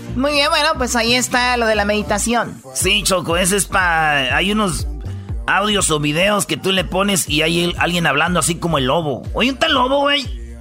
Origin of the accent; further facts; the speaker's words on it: Michoacán, Mexico; yo soy de Michoacán, somos del rancho